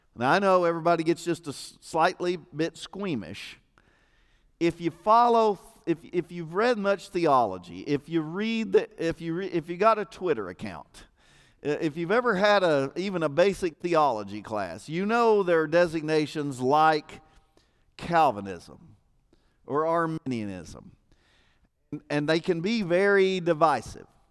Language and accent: English; United States; I'm an American